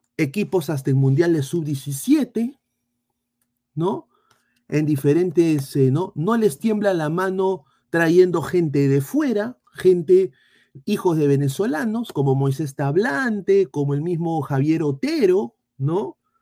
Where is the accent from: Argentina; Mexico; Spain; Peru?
Peru; tenemos amor propio como peruanos